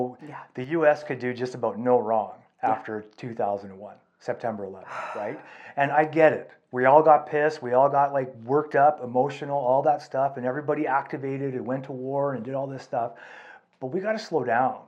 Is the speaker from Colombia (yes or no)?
no; Canada; we're Canadian